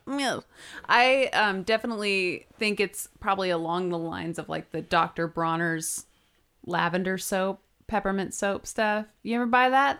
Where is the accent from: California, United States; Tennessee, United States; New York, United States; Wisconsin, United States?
California, United States; we're both from California